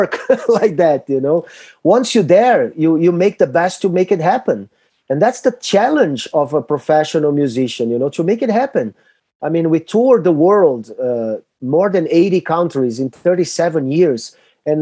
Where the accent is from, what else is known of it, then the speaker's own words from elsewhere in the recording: Brazil; We are from Brazil